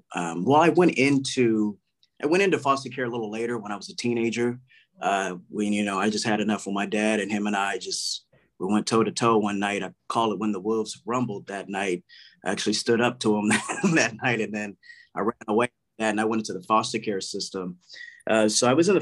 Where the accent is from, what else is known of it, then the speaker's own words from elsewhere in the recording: Palm Springs, California, United States; also born or lived in Corona; I grew up in Palm Springs for a while